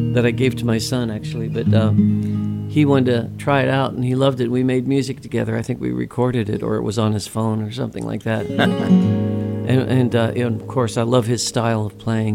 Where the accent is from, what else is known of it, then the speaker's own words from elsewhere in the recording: Ohio, United States; also born or lived in California; Ohio, uh, my home state